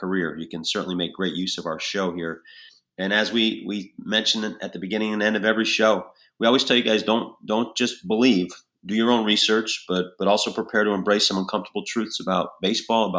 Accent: Albany, New York, United States; That's my hometown area, so that Albany area

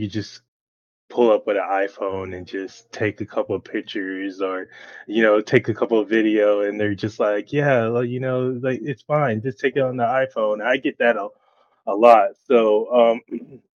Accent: Connecticut, United States; also born or lived in Rhode Island / Orlando, Florida; now in Brevard County, United States; I'm from Connecticut originally

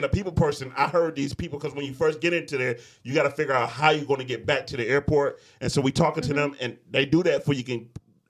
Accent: Detroit, Michigan, United States; now in Battle Creek, United States; I'm like, I'm from Detroit.

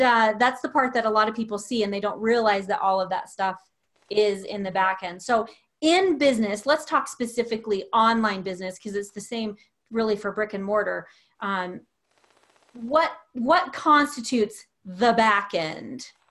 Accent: the South, United States; I'm from the South

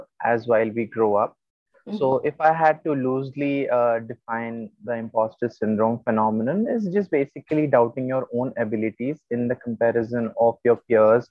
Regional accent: India; I'm from India

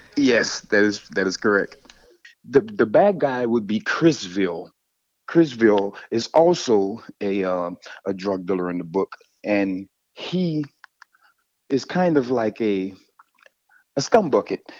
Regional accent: Louisiana, United States; I'm from Louisiana.

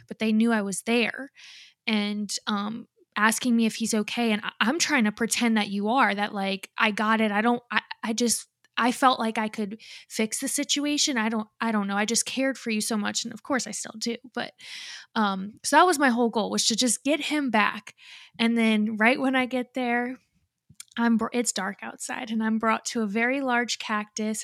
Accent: Louisiana, United States; I live in Louisiana. I'm from Louisiana

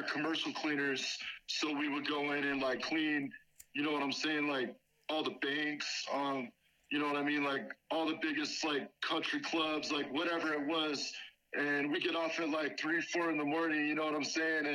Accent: Lake Arrowhead, California, United States; moved away as an adult; also born or lived in Los Angeles, California; I grew up in Lake Arrowhead. The first 18 years of my life

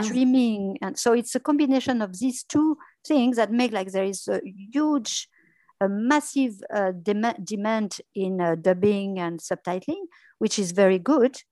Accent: France; English is a second language; moved away as an adult; also born or lived in London, United Kingdom; I spent a few years in journalism in France

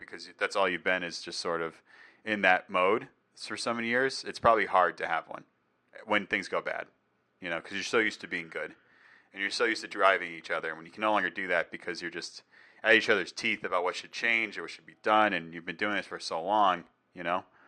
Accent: New England, United States; I'm from New England

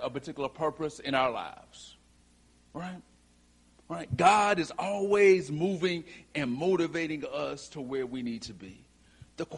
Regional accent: Whiteville, North Carolina, United States; from Whiteville, North Carolina

